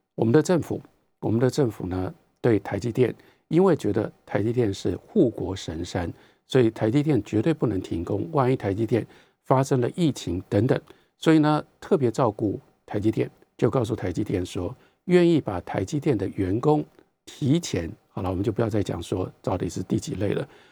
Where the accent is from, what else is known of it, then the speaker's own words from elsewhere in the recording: Taiwan; 跟我们台湾人民说：